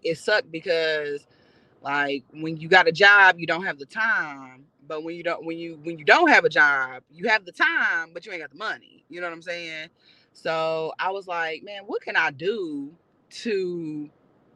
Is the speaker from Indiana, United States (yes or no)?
yes; Indianapolis, Indiana, United States; born or raised there; moved away as an adult; now in Los Angeles, United States